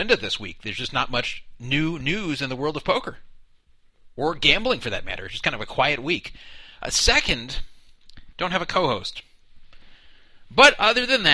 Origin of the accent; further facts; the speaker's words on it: United States; as an American.